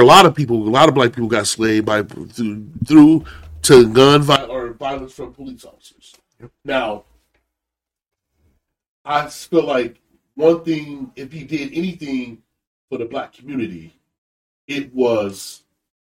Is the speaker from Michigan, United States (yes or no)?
yes; Holland, Michigan, United States; I've been growing up in Holland, Michigan